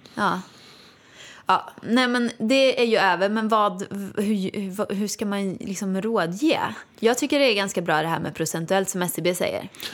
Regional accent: Åmål, Västra Götaland, Sweden; moved away; jag kom ju från Åmål, gick på Balettakademin

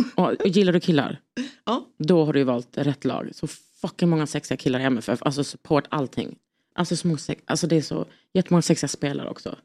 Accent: Lund, Skåne, Sweden; jag är från Lund

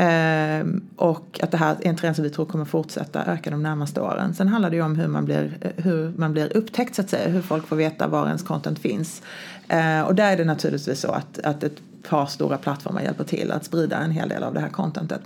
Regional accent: Sweden; now in United States; jag var svensk

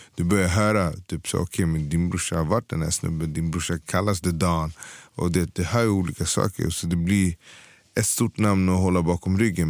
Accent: Stockholm, Stockholm County, Sweden; Född och uppvuxen i Hässelby

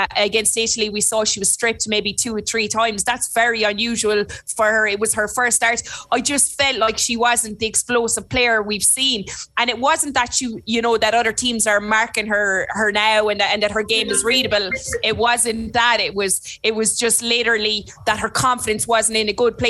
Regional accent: Limerick, Munster, Ireland; accent: Limerick; moved away as an adult; now in Cork, Ireland; I'm living in Cork and my Limerick accent, although I was told the other day my Limerick accent is the thickest they've ever heard

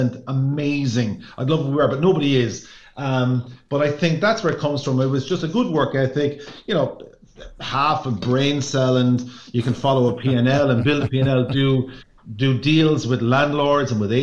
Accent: Ireland; as Irish people

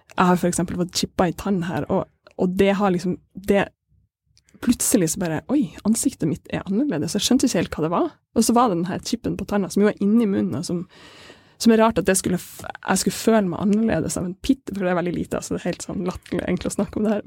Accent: Kabelvåg, Nordland, Norway; Jeg er fra Kabelåg, det er kunst- og filmskole

